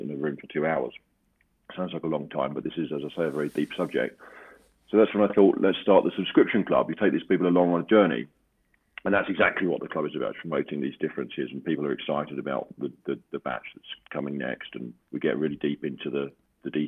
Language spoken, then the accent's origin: English; London, United Kingdom; I'm from London and I live in London